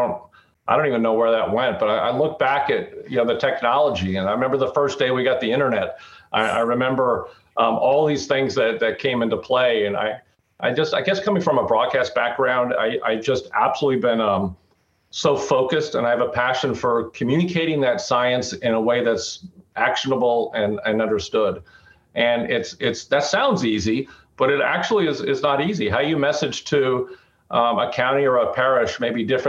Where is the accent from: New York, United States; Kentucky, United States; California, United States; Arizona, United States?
Arizona, United States; moved away; growing up in Arizona